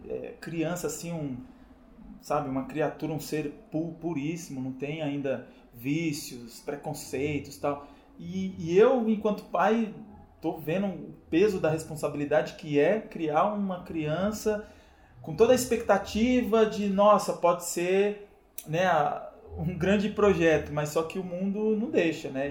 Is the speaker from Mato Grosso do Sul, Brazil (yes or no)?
no; São Paulo, Brazil; also born or lived in Bahia; eu nasci na Bahia, no interior da Bahia, e vim para cá, para São Paulo, muito cedo, com 3 anos de idade